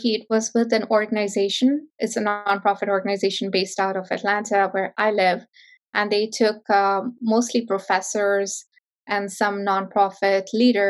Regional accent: northern India, India; moved away; So I grew up in India, in a small town in northern India.

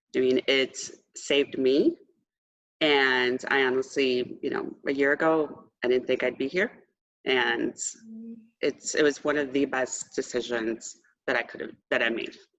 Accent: Austin, Texas, United States; I'm from Austin, Texas

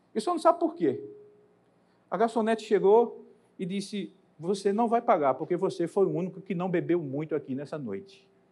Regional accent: Campina Grande, Paraíba, Brazil; moved away as an adult; now in São Paulo, Brazil; Eu moro em São Paulo, mas vocês vão notar pelo sotaque, eu nasci em Campina Grande da Paraíba. E há 12 anos moro em São Paulo.

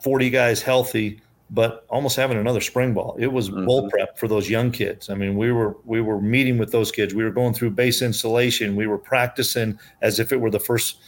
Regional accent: Iowa, United States; moved away as an adult; now in Manhattan, Kansas, United States; I'm an Iowa guy. I grew up in Iowa.

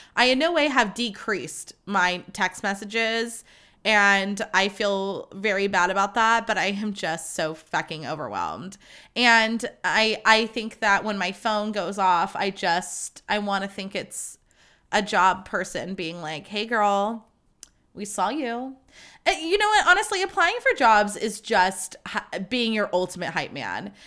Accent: Livermore, California, United States; I'm from Livermore, California

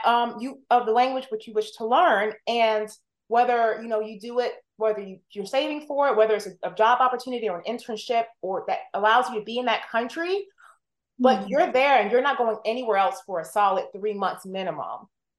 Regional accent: Columbia, South Carolina, United States; first language English; being of Jamaican heritage through my parents, that was rare, even there, growing up in Columbia, South Carolina.

